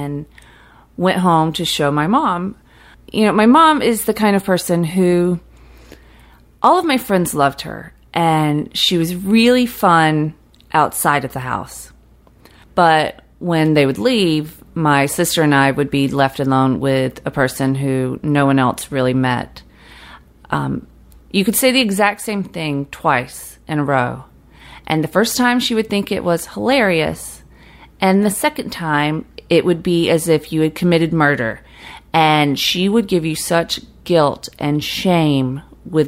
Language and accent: English; Fitzgerald, Georgia, United States; moved away as an adult; also born or lived in Brooklyn; As a kid growing up in South Georgia